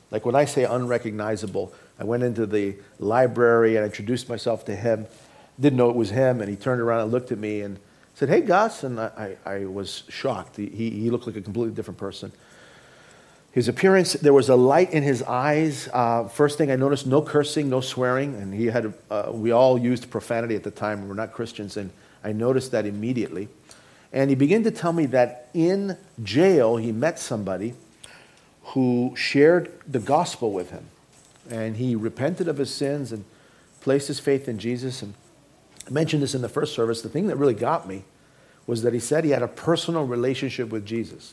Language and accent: English; Toronto, Ontario, Canada; moved away; also born or lived in Boston; I grew up in Toronto, Canada.